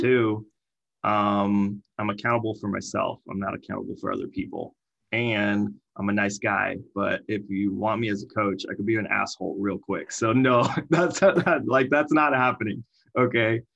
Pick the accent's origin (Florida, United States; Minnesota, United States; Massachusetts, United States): Florida, United States; Miami; moved away; I'm from Miami